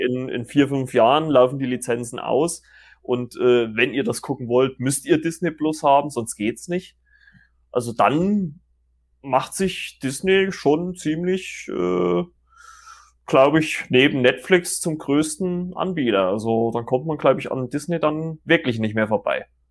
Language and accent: German; Germany; bei uns in Deutschland